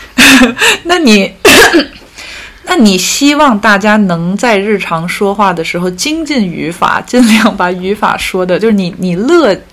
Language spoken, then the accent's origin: Chinese; China; now in Paris, France; 我是中国人 我生活在欧洲，然后我讲法语，他还不是英语，然后我从事艺术行业，然后作为一个中国人，我又是少数民族